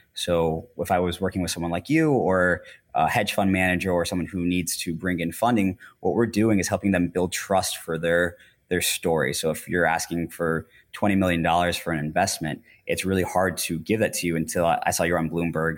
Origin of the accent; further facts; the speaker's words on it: Orlando, Florida, United States; moved away as an adult; also born or lived in Asia; I grew up in Orlando